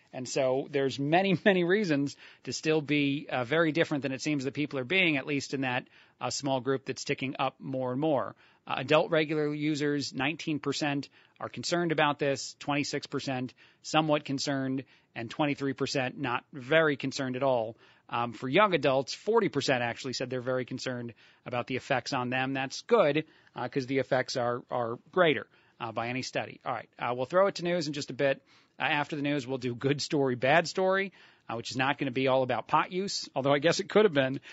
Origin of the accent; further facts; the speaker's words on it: New Jersey, United States; moved away; I, born and raised in, in New Jersey